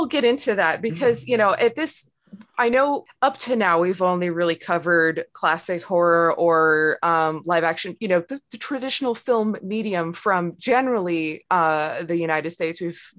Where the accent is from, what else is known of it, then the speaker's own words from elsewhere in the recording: Ontario, Canada; actually both … and this guest is we're both from Ontario